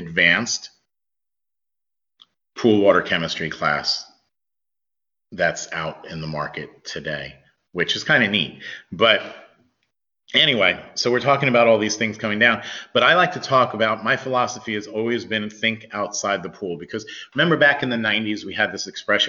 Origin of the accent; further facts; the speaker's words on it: New York, United States; I grew up in New York